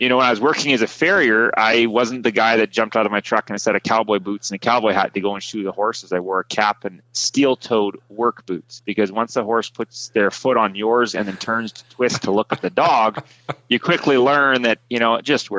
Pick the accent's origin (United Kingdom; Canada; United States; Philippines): Canada; Prince George, British Columbia; born there; So I was born in Prince George, British Columbia. That's kind of more north of center.